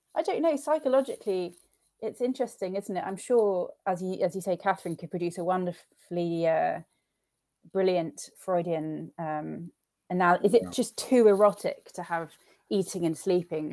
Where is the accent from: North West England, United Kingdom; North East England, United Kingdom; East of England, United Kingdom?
East of England, United Kingdom; Suffolk; I grew up um, in a farmhouse in the middle of nowhere in Suffolk, which is a, a rural county about two hours away from London